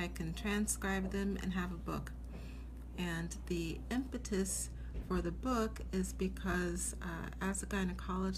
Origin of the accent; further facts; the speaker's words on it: Seattle, Washington, United States; moved away as an adult; now in New York City, United States; I grew up in Seattle.